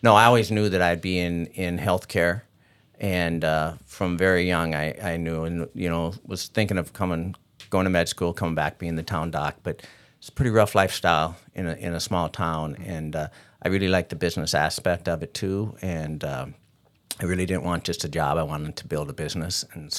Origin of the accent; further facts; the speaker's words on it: Glendive, Montana, United States; So my history in this area started out that I grew up in Eastern Montana.